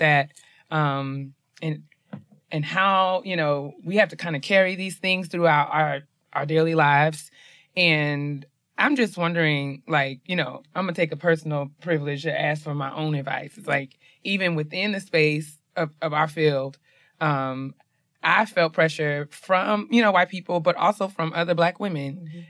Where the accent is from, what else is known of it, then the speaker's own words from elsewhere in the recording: New York, United States; I'm from New York